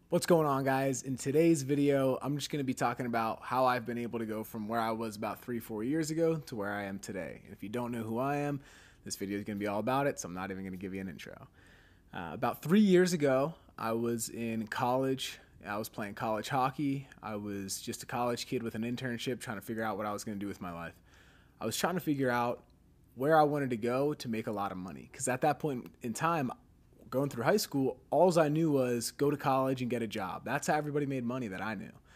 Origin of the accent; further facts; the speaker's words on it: Pennsylvania, United States; moved away as an adult; now in Scottsdale, United States; We're from Pennsylvania.